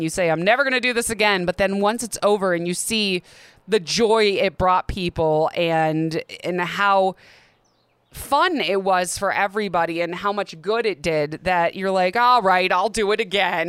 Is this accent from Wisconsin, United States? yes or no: yes; Milwaukee, Wisconsin, United States; moved away as an adult; also born or lived in Seattle / Michigan; now in Arizona, United States; my hometown of Milwaukee